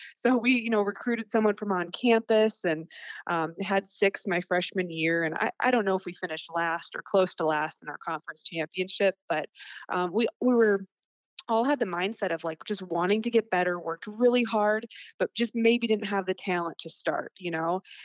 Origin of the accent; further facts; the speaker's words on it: North Dakota, United States; I loved growing up in North Dakota